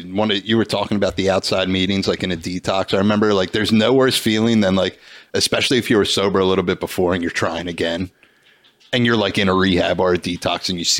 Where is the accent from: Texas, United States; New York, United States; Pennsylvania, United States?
Pennsylvania, United States; Bensalem; I could never leave Bensalem, the town I grew up in. You like to point out that I say I'm from Philly, but I never said that once.